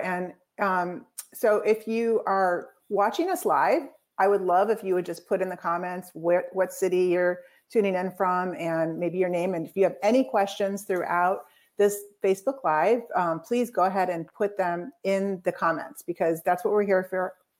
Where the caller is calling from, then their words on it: Celebration, Florida, United States; So welcome, Jabez, and I'm coming from Celebration, Florida.